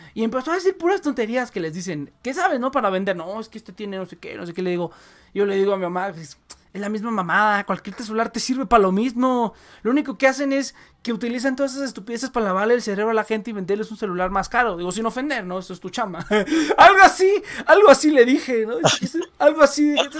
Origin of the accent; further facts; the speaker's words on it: Mexico; also born or lived in Mexico City; yo todavía soy como el, mexicano arraigado